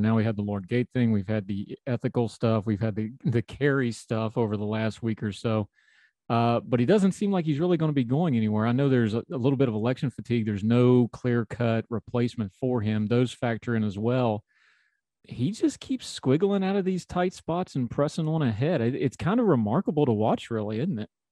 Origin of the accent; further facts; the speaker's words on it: United States; now I'm an American